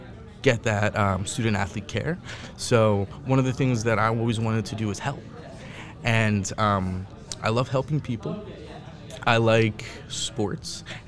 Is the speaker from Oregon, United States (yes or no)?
no; Philadelphia, Pennsylvania, United States; I grew up in the Philadelphia area, and I actually attended the Philadelphia School District.